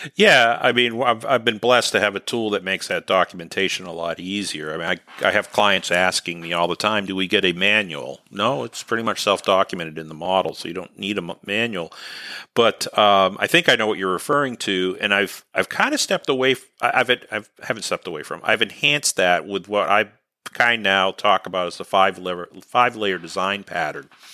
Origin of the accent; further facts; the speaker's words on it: New England, United States; accent: New England; my New England accent